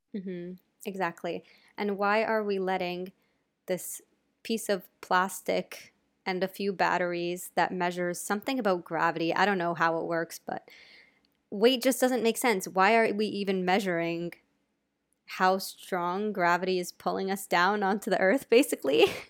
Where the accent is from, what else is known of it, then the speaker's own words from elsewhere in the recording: United States; I'm American